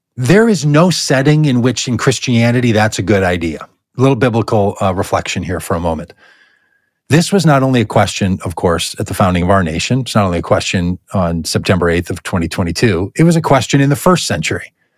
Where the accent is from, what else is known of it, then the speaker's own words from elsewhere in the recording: United States; my identity as an American citizen